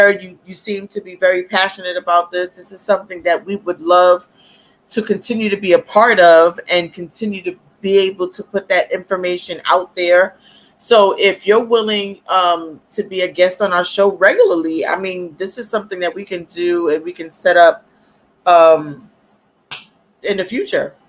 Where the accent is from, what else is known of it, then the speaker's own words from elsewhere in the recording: New York, United States; I live in New York. Yes, I am from New York.